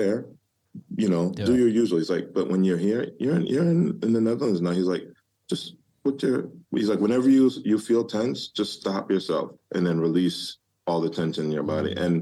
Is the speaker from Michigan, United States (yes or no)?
yes; Detroit, Michigan, United States; moved away; growing up in Detroit.